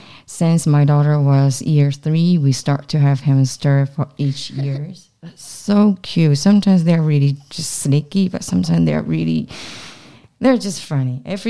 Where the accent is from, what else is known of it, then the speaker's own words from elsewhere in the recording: Taiwan; moved away; I come from Taiwan.